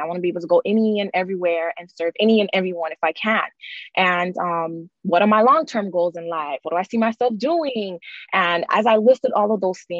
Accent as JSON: {"language": "English", "town": "Miami", "region": "Florida", "country": "United States", "said": "I'm originally from Miami, Florida"}